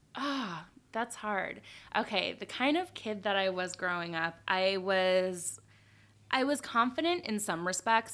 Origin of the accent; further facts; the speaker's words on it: Beverly Hills, California, United States; moved away; I grew up in Beverly Hills.